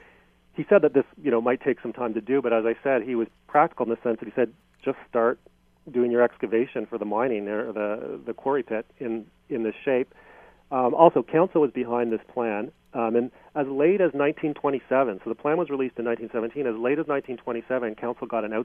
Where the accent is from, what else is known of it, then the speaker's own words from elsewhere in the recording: Hamilton, Ontario, Canada; I was from Hamilton